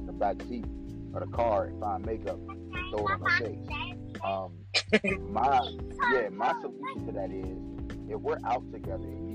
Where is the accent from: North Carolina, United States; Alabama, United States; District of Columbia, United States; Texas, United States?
District of Columbia, United States; Washington; now in Cumberland, United States; I'm out here in Cumberland, Maryland, dude, and I'm from Washington, D.C.